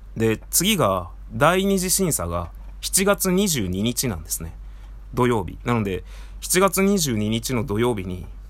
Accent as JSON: {"language": "Japanese", "town": "Tajimi", "region": "Gifu", "country": "Japan", "tie": "born or raised there", "moved": "as an adult", "said": "僕、出身岐阜県の多治見市なんですが"}